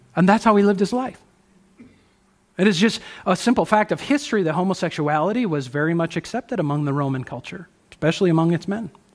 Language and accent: English; United States